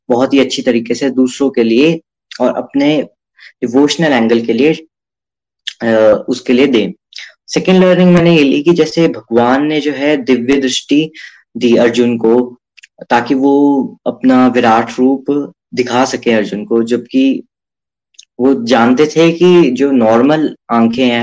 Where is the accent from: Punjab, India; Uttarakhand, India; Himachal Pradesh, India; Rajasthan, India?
Himachal Pradesh, India; Chamba; मैं चंबा से हूं